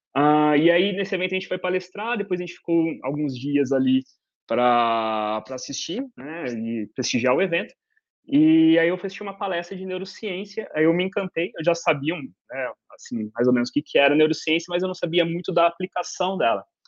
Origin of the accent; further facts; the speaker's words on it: Ribeirão Preto, São Paulo, Brazil; eu sou de Ribeirão Preto, no interior de São Paulo